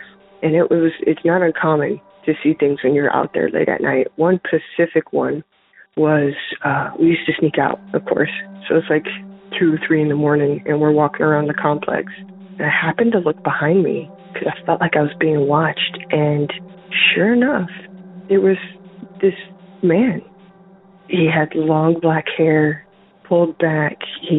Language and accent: English; Rapid City, South Dakota, United States; now in Michigan, United States; I'm from Michigan. I'm calling in regards to episode 7, Sarah's comment about the Black Hills. I grew up in Rapid City.